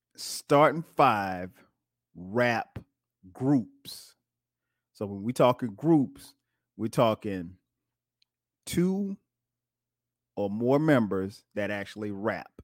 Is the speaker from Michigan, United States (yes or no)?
yes; Detroit, Michigan, United States; we're from the Midwest, Detroit, from the D.